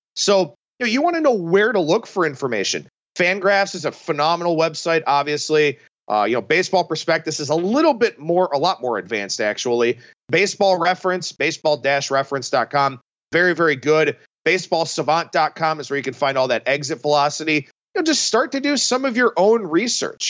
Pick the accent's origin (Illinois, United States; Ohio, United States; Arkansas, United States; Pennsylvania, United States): Ohio, United States; Cleveland; growing up in Cleveland with the Indians' heyday in, in the mid to late nineties